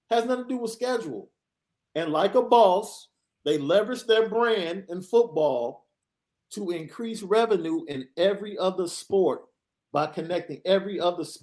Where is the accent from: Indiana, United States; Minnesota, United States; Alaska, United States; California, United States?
Indiana, United States; South Bend; I'm from South Bend, and everywhere I've ever gone, even in Arbor, East Lansing, Columbus, Palm Beach County, Florida, has a very present ND base.